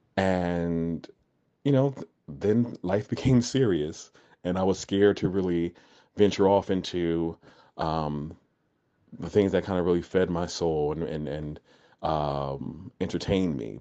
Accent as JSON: {"language": "English", "region": "New Jersey", "country": "United States", "tie": "born or raised there", "said": "I was born and raised in New Jersey, uh, but my family's from Florida and Alabama"}